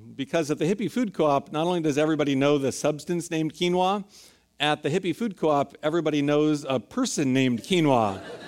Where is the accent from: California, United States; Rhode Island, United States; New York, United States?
California, United States; San Francisco; I grew up in San Francisco, was born and raised here